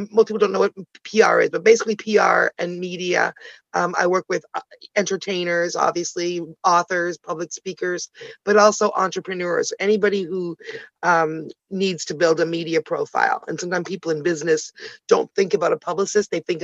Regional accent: Canada; also born or lived in Ottawa, Canada / Toronto, Canada; I'm Canadian, originally born in Ottawa, the nation's capital, Toronto girl though

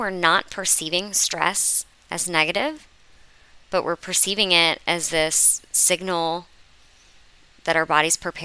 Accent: Florida, United States; I'm from Florida

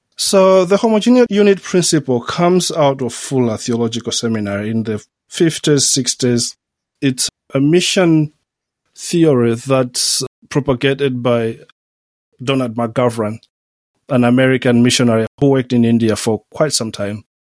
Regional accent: Southern Region, Malawi; moved away as an adult; also born or lived in Switzerland / Germany / United States / Oxford, United Kingdom; now in Liverpool, United Kingdom; I come from Malawi, come from southern Malawi.

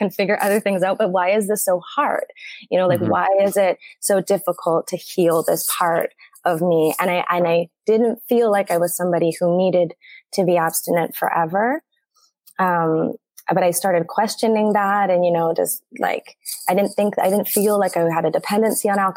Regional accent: Canada; moved away as an adult; now in Mexico; I am a Canadian. I live in Mexico. I've been living here for 8 years

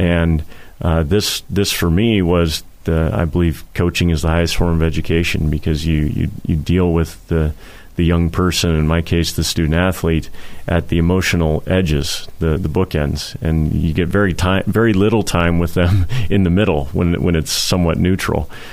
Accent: Portland, Oregon, United States; growing up in Portland when I did

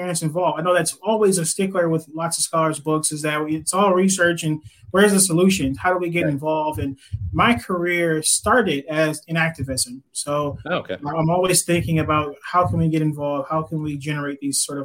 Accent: Detroit, Michigan, United States; I grew up in Detroit

